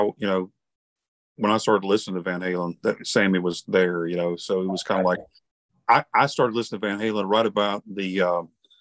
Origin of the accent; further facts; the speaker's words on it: Alabama, United States; I'm from Alabama